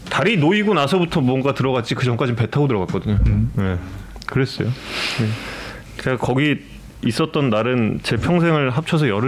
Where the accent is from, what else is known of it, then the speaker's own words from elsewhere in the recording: Yecheon, North Gyeongsang, South Korea; 네, 경북 아, 예천입니다. 음. 제가 본 적이 예천이거든요.